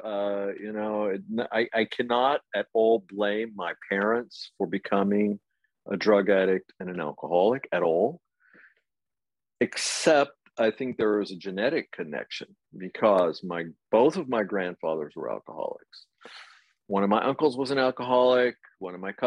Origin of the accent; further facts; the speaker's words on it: Amarillo, Texas, United States; now in Paris, France; I grew up in Amarillo, Texas